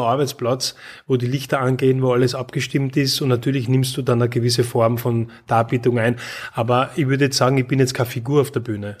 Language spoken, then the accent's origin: German; Graz, Styria, Austria; Ich bin in Graz aufgewachsen.